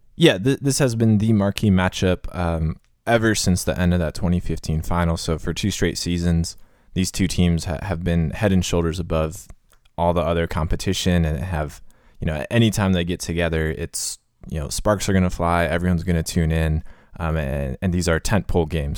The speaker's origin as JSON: {"language": "English", "town": "Cleveland", "region": "Ohio", "country": "United States", "tie": "born or raised there", "moved": "yes", "lives_now": "Nashville, United States", "said": "my hometown, Cleveland"}